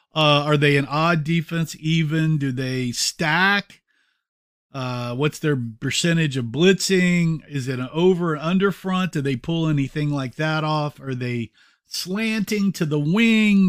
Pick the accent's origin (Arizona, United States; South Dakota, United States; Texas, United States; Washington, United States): Texas, United States; moved away as an adult; also born or lived in Denver; People knew I was from Texas